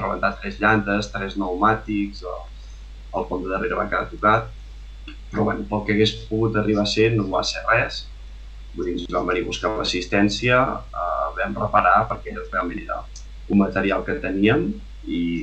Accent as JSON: {"language": "Catalan", "area": "Olost de Lluçanès", "region": "Catalonia", "country": "Spain", "tie": "born or raised there", "also_born_or_lived": "Vic", "moved": "yes", "lives_now": "Santa Coloma de Farners, Spain", "said": "sóc d'Aules de Lluçanès, nativament, després vam anar a viure a Vic i ara finalment resideixo a Santa Coma de Farners"}